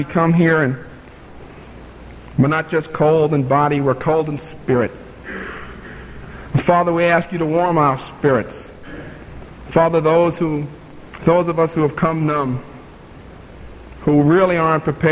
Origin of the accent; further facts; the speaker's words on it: New York City, New York, United States; moved away; also born or lived in Montreat, North Carolina; I'm from New York City.